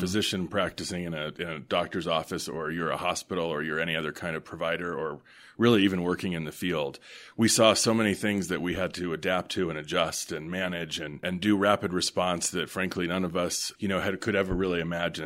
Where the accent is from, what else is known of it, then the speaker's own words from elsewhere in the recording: Denver, Colorado, United States; moved away as an adult; also born or lived in Chicago / Washington, D.C. / Vermont; I was born and raised here in Denver